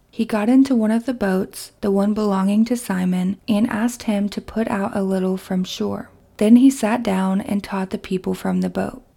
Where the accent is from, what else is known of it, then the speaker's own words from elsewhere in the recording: Kentucky, United States; my hometown in Kentucky